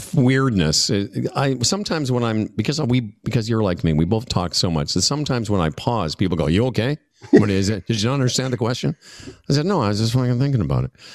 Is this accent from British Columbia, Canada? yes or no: no; Moose Jaw, Saskatchewan, Canada; moved away as an adult; also born or lived in Vancouver; I moved from Moose Jaw to Vancouver